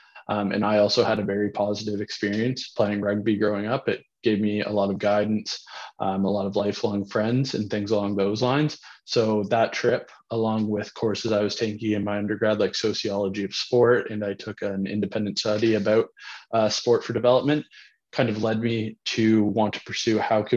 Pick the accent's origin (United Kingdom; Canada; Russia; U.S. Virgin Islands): Canada; New Brunswick; I'm originally from Gary, New Brunswick, a small town, and I grew up playing rugby in high school